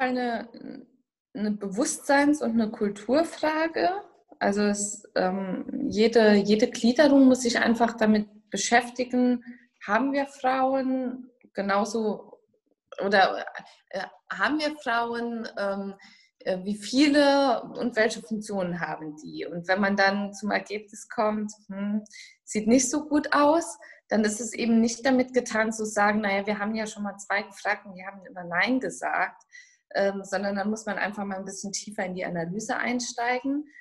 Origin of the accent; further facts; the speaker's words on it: Saarland, Germany; accent: Saarland dialect; meinem saarländischen Dialekt